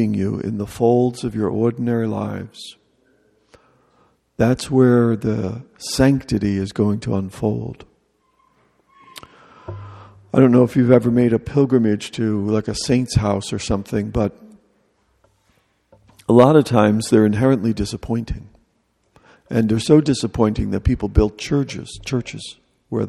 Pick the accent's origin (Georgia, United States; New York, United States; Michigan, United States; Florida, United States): New York, United States; New York City; moved away; I was a jerk from New York